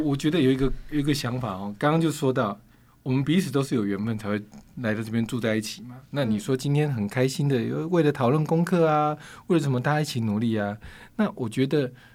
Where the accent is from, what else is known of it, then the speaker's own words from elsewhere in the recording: Yilan County, Taiwan; 我家乡在宜兰嘛